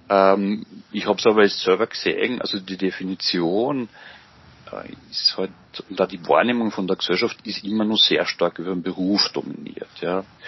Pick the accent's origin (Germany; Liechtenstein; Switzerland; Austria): Austria; Engerwitzdorf, Upper Austria; Ich bin gebürtiger Mühviertler, kann man vielleicht auch dazu sagen, und äh, bin in Engerwiesdorf aufgewachsen